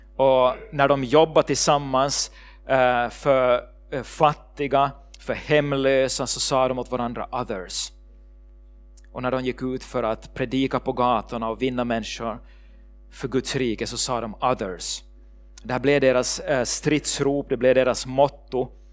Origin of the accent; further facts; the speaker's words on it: Ekenäs, Uusimaa, Finland; moved away as an adult; also born or lived in Sweden; min familj där hemma i Ekenäs